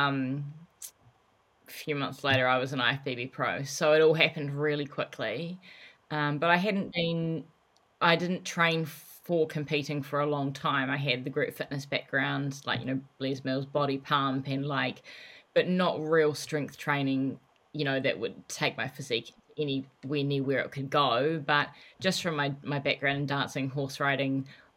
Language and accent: English; New Zealand; also born or lived in Los Angeles, United States; I moved from Los Angeles back home to New Zealand.